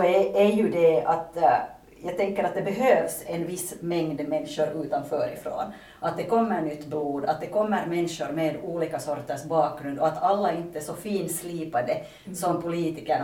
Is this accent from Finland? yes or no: yes; Pargas, Southwest Finland, Finland; moved away as an adult; now in Vantaa, Finland; jag är hemma från Pargas men jag bor i Vanda sedan åtta år tillbaka